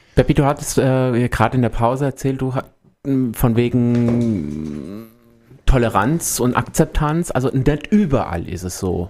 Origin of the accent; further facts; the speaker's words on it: Rindewich, Hesse, Germany; ich komme aus Rindewich. das ist so von Wächtersbach jetzt nicht so weit weg